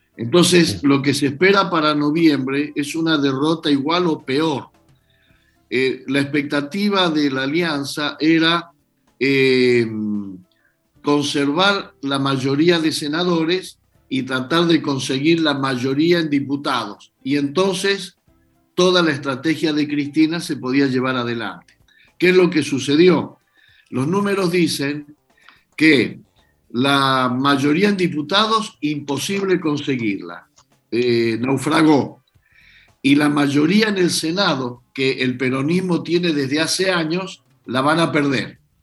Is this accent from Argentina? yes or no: yes; Argentina; los argentinos nos encargamos